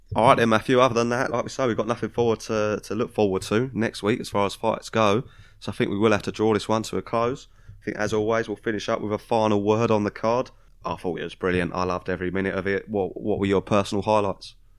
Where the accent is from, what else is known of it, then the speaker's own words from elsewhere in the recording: United Kingdom; we're British